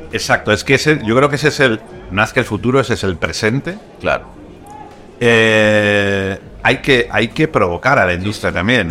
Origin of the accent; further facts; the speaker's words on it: Madrid, Community of Madrid, Spain; also born or lived in Zaragoza; yo vivo en Madrid desde que era pequeño, aunque no, yo nací en Zaragoza